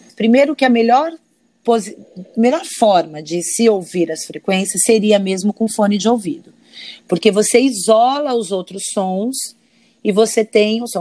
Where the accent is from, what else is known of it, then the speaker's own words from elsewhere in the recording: São Paulo, Brazil; now in Rio de Janeiro, Brazil; sou uma paulista de, de nascimento, né? Sou natural de São Paulo